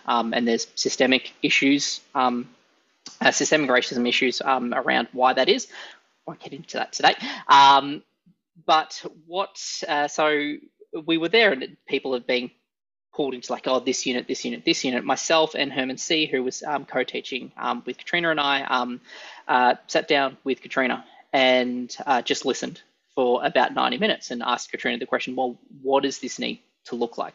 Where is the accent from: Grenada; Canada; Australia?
Australia; as Australian leadership educators